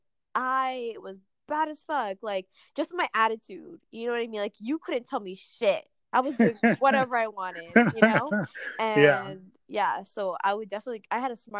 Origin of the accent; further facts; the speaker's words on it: Jamaica; I grew up in Jamaica